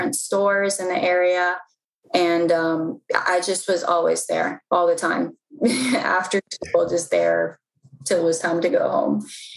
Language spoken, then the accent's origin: English; Mount Rainier, Maryland, United States; I was born and raised in PG County. I was born in Mount Rainier, Maryland